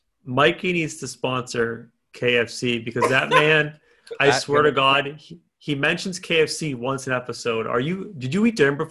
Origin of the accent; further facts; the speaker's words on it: Boston, Massachusetts, United States; I am excited as a Bostonian